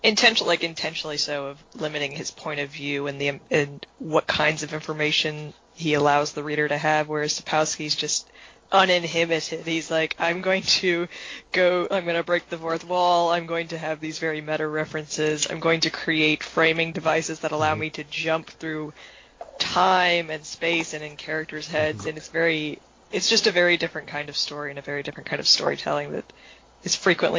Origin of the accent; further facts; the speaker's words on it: the South, United States; accent: southern; Like, Con Weiramirs, that's just, like, my southern accent.